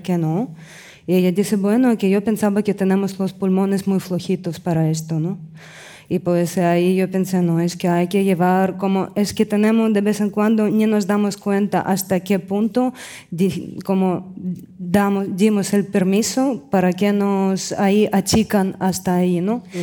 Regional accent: Russia; moved away; vengo de Rusia

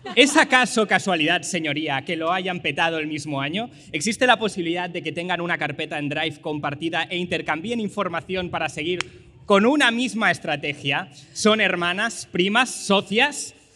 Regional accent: Lleida, Catalonia, Spain; he ido a Lleida, que es mi ciudad natal

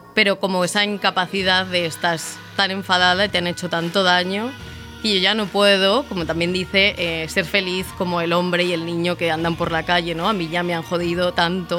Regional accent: Madrid, Community of Madrid, Spain; yo soy de Madrid y salía mucho por Malasaña

